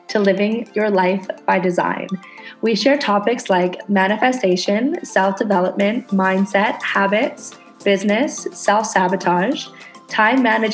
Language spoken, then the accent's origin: English; Canada; now in Indonesia